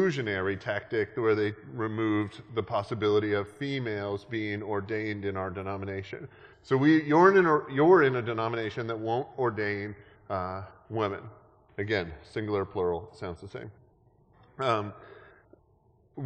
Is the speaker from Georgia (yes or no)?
no; Canada; moved away; I grew up in Canada